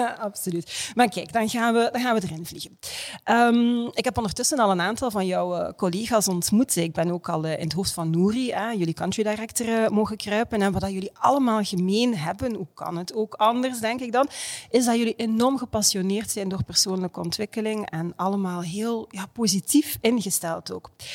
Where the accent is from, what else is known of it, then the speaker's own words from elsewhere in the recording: Ghent, Flanders, Belgium; ik als Gentse